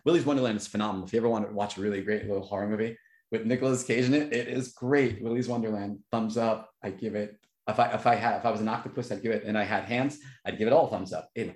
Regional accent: New York, United States; I'm from New York

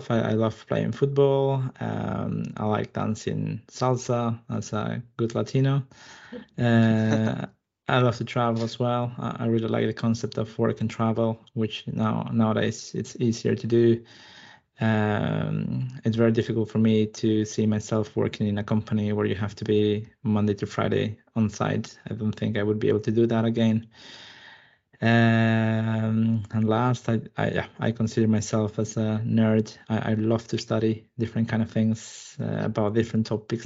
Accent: Peru; moved away as an adult; now in Malmö, Sweden; I'm originally from Peru

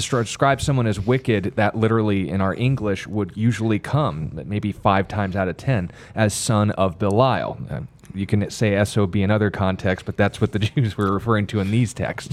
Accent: United States; I'm an American

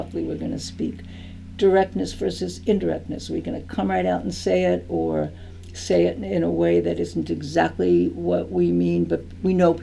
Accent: New York City, New York, United States; moved away as an adult; also born or lived in California / Greece; I was raised in Brooklyn, New York

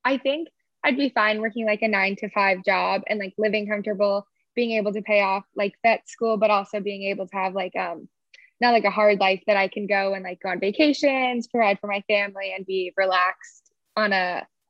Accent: Wellington, Florida, United States; I'm from Wellington, South Florida.

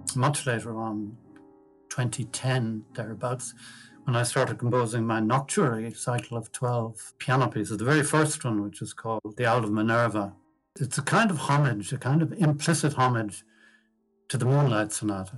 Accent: Dublin, Leinster, Ireland; also born or lived in Achill Island; We moved to Dublin when I was 10 from Achill Island

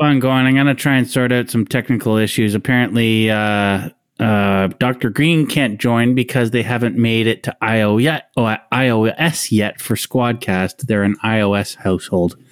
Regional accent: Canada; we're also Canadian.

